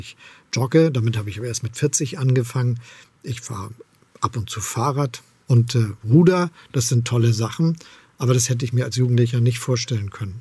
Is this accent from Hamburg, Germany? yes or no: yes; Hamburg, Germany; moved away as an adult; now in Potsdam, Germany; Ich bin gerne in Hamburg aufgewachsen und Bürgermeister gewesen. Jetzt lebe ich in Brandenburg in Potsdam